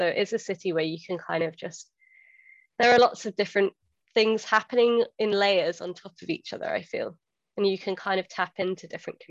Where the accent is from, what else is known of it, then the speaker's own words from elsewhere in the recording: Dorset, South West England, United Kingdom; moved away as an adult; now in Glasgow, United Kingdom; I have lived here for 10 years now. So I moved here for university from Dorset, a very green 18-year-old who was just trying to get far away from Dorset and like the little small town feel. That I had growing up.